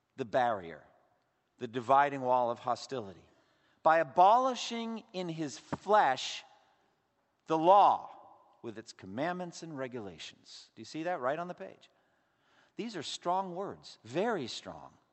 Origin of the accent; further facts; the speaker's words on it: Massachusetts, United States; growing up as an Irish Catholic in Massachusetts